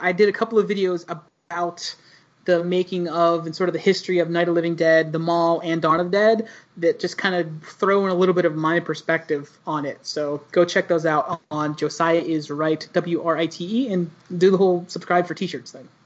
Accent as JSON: {"language": "English", "town": "Pittsburgh", "region": "Pennsylvania", "country": "United States", "tie": "born or raised there", "said": "it's also from where I'm from."}